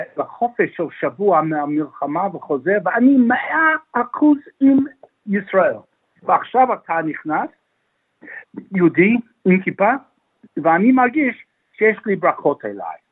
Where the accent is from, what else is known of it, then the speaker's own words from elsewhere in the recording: Melbourne, Victoria, Australia; also born or lived in Israel; אני יליד מלבון, אני בוגר בית ספר הר הצופים מאונט סקרפס